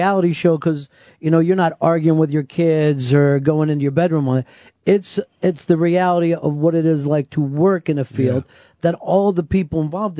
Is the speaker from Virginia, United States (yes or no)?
no; Delaware County, Pennsylvania, United States; I'm from Delaware County